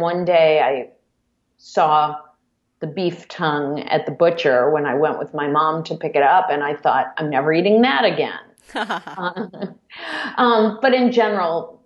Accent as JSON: {"language": "English", "town": "Cleveland", "region": "Ohio", "country": "United States", "tie": "born or raised there", "said": "I grew up in a suburb of Cleveland"}